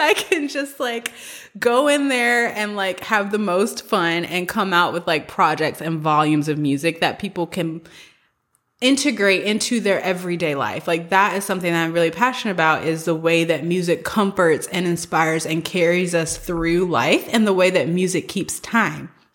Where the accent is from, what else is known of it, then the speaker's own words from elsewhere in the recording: the South, United States; moved away as an adult; also born or lived in San Francisco / East Coast; I am from the South. I'm, like, a country rural person at heart, and I love having grown up in the South.